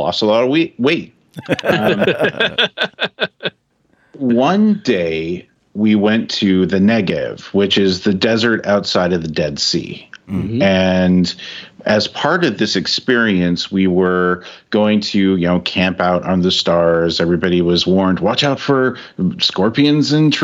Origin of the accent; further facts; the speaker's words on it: California, United States; I'm a kid from California, grew up, born, raised there